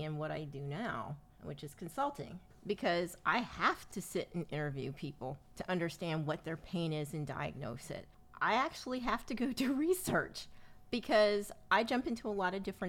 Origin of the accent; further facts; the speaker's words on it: Willingboro, New Jersey, United States; as kids growing up in Willingboro, which was, you know, the Levitt town of New Jersey